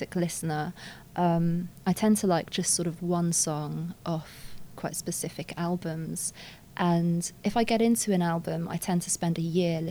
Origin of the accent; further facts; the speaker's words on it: London, United Kingdom; I grew up a mixture of places. It's all in London, but first I lived in Kensington, then I lived in North London for the 10 years